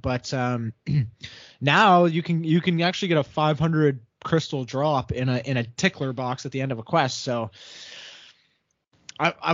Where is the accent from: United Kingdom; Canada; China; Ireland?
Canada; Fellow Canadian